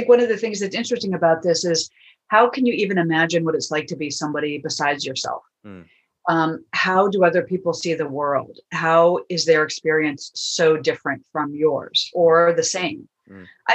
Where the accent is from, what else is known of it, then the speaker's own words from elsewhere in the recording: Washington, District of Columbia, United States; my hometown, my birthplace of Washington, D.C., USA